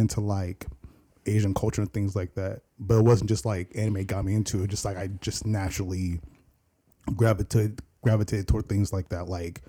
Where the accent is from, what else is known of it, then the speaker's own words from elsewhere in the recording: Nigeria; You know, I work with my buddy Andrew here, and of course, I'm Nigerian.